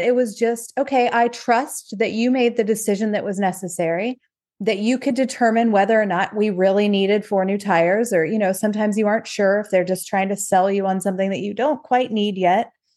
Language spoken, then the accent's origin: English; Ohio, United States; moved away; we're from Ohio originally